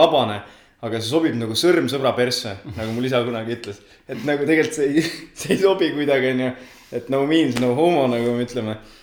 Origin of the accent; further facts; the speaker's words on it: Otepää, Valga County, Estonia; also born or lived in Tartu; tegelikult olen Otepää külje alt, kaheksa kilomeetrit Otepääst nii-öelda Tartu poole, Nõuni külast pärit